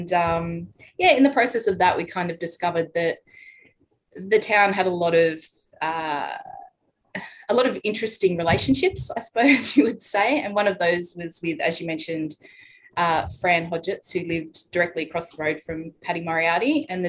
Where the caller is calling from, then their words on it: Darwin, Northern Territory, Australia; I'm in Darwin.